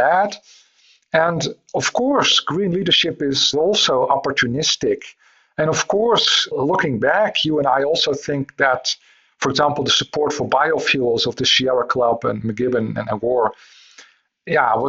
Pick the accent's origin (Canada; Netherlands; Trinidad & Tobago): Netherlands; I'm from the Netherlands